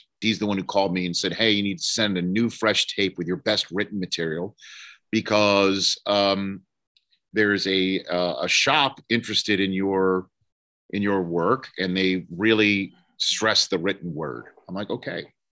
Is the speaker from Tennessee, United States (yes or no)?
no; New York City, New York, United States; moved away as an adult; also born or lived in Ann Arbor, Michigan / Evanston, Illinois / Redding, California; I'm from Staten Island, New York.